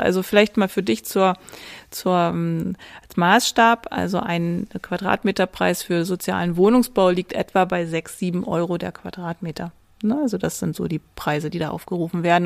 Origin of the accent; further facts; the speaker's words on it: Bovenden, Lower Saxony, Germany; Ich komme ja selber aus der Region. Ich pendle ja jeden Tag ein, komme aus Bovenen, ist quasi so ein kleiner Vorort von Göttingen